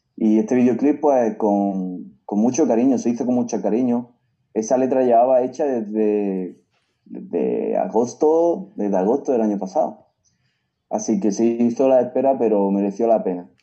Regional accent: Granada, Andalusia, Spain; mi tierra

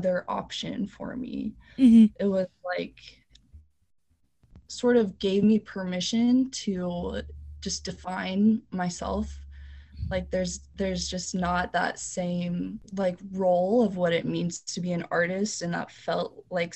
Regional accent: Conway, Arkansas, United States; now in Kansas City, United States; I grew up in Conway, Arkansas, which is a small, pretty southern town.

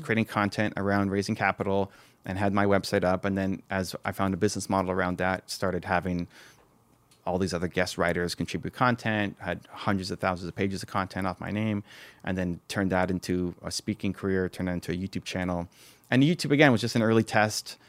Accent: Toronto, Ontario, Canada; I'm from Toronto

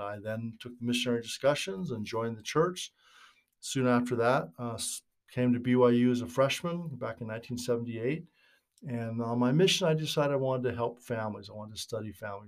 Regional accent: Northern California, United States; moved away as an adult; also born or lived in Utah; I was raised in Northern California back in the sixties and seventies

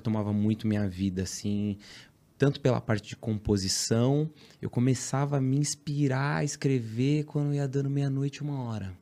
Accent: São Paulo, Brazil; Sou da Zona Leste de São Paulo. Guaianazes

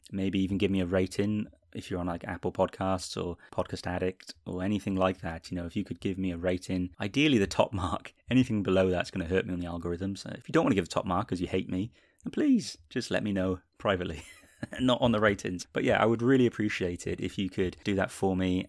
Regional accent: Wales, United Kingdom; I'm from the U K. I was born in Wales. I currently live in Cardiff in Wales, actually.

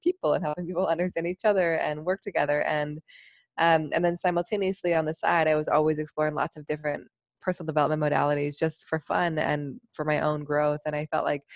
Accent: Seattle, Washington, United States; now in New York City, United States; I'm from Seattle

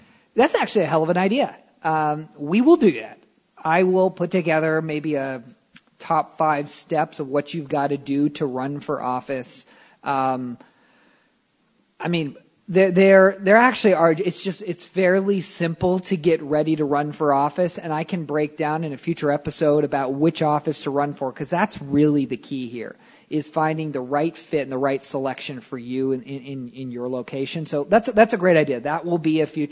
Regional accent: California, United States; also born or lived in Texas; I live in California. I work all over the country, but I'm born and raised in California.

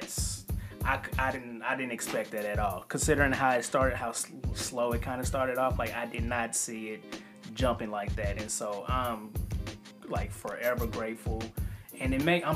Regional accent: Kansas City, Missouri, United States; we are from Kansas City, Missouri. This is where we're based in.

